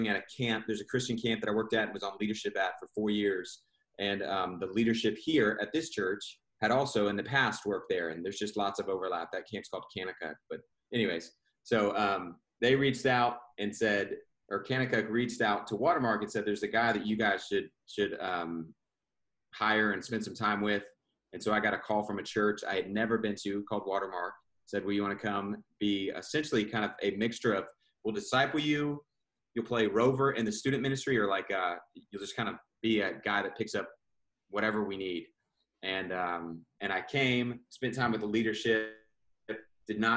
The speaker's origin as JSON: {"language": "English", "town": "Houston", "region": "Texas", "country": "United States", "tie": "born or raised there", "moved": "as an adult", "lives_now": "Dallas, United States", "said": "I grew up in Houston, Texas, and was raised primarily by a single mom"}